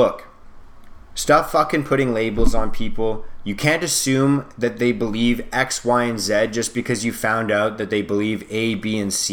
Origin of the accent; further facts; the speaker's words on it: Canada; I'm Canadian